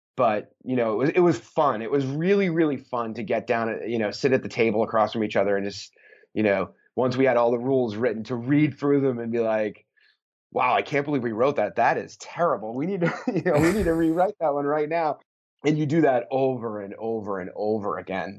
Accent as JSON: {"language": "English", "town": "Boston", "region": "Massachusetts", "country": "United States", "said": "I'm from Boston"}